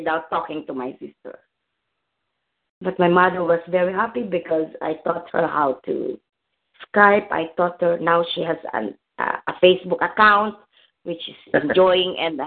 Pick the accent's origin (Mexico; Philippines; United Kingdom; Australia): Philippines; moved away; there was a big typhoon in the Philippines. The flood was in my hometown